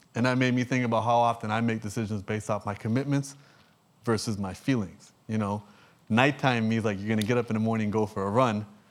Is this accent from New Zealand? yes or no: no; Canada; I'm from Canada.